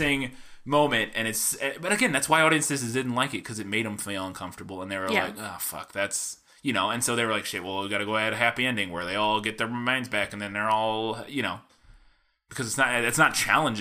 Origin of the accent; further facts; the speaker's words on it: St. Louis, Missouri, United States; I grew up in St. Louis